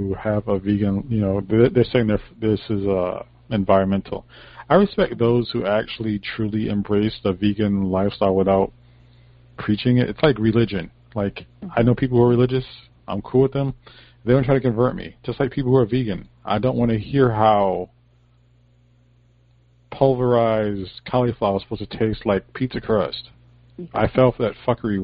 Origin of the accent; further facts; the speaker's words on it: Connecticut, United States; I'm from Connecticut